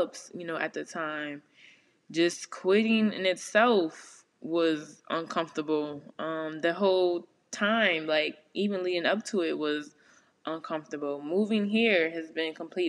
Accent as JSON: {"language": "English", "town": "New Orleans", "region": "Louisiana", "country": "United States", "moved": "as an adult", "said": "living in New Orleans for so long. Well, y'all know I'm from the West Bank"}